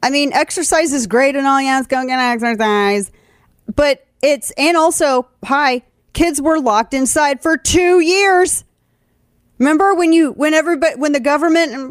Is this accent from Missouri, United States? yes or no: yes; St. Louis, Missouri, United States; born or raised there; moved away